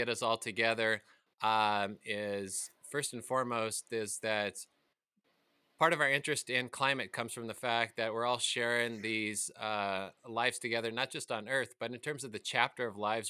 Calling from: Reno, Nevada, United States; I'm calling in from Reno, Nevada

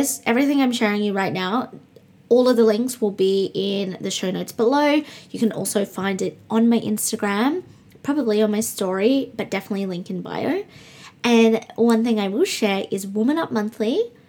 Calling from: Brisbane, Queensland, Australia; also born or lived in Perth; I'm recording from Brisbane, the other side of Australia. If you're just joining me, I lived in Perth and I have now been in Brisbane nearly a month and a few days.

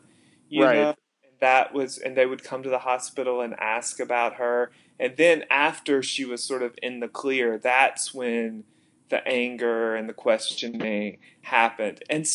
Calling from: Columbus, Ohio, United States; I am currently in my bedroom in Columbus, Ohio.

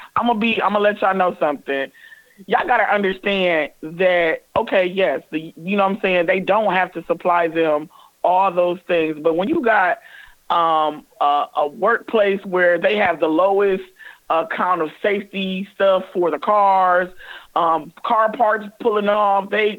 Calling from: Toledo, Ohio, United States; I'm calling from Toledo, where the strike is actually going on.

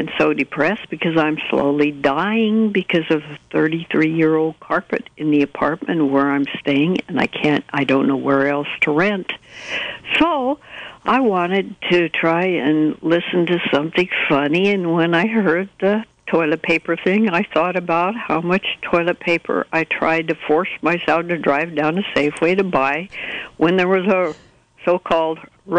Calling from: Fort Bragg, California, United States; I'm calling from Fort Bragg

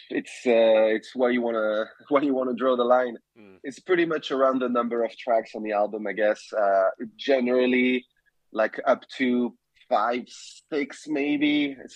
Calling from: London, United Kingdom; Uh, I'm in London, uh, where I live. Um, and it's uh, I'm calling under the, the grey, dark sky of uh, winter approaching.

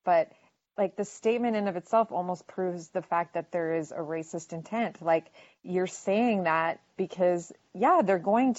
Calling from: Canada; And again, I'm coming from Canada, so like I'm just watching.

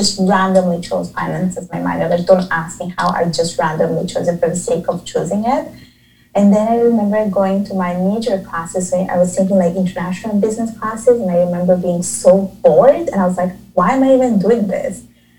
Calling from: Montreal, Quebec, Canada; I'm calling or I'm talking from Montreal, Canada.

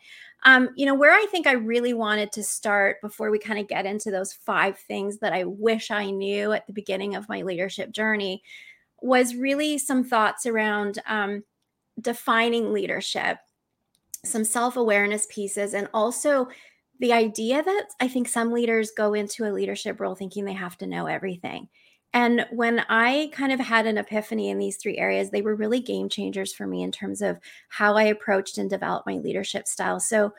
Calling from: Vancouver, British Columbia, Canada; I am joining you today from Vancouver, British Columbia, not Washington State. So I'm coming from Canada.

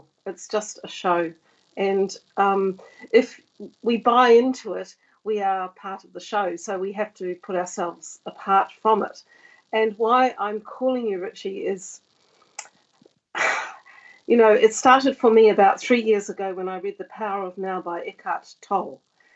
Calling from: Devon and Cornwall, South West England, United Kingdom; I'm calling from Devon and Cornwall.

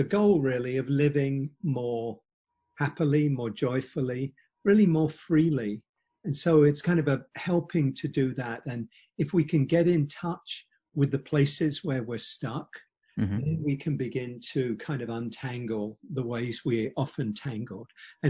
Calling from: Silver Spring, Maryland, United States; I'm based just out of Washington, outside of Washington, D.C. in Silver Spring, Maryland.

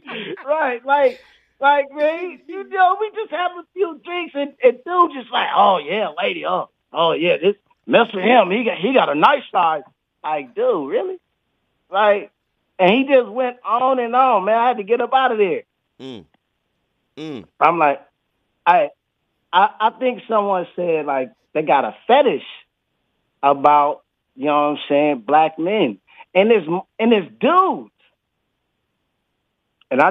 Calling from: Bangkok, Thailand; Man, I'm calling from Bangkok, bro. It's about 10:42 here.

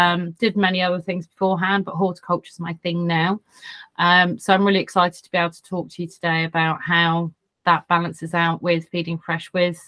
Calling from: South West England, United Kingdom; From sunny, sunny Dorset.

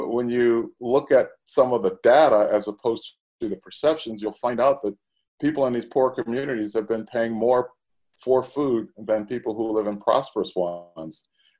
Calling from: Chicago, Illinois, United States; I am calling from Chicago this morning.

